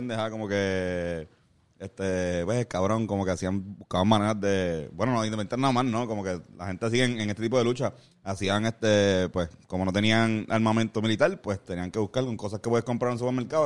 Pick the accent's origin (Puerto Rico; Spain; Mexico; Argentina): Puerto Rico; con puertorriqueños y puertorriqueñas que terminan con las vidas de nosotros